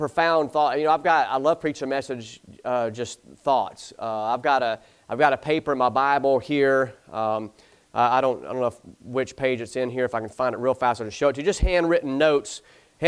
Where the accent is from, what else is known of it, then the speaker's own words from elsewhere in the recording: the South, United States; I'm from the South